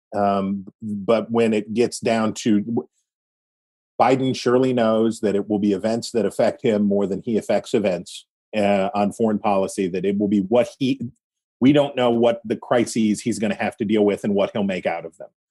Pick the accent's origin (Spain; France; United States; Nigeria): United States; West Virginia; I am not a southerner. I am from West Virginia.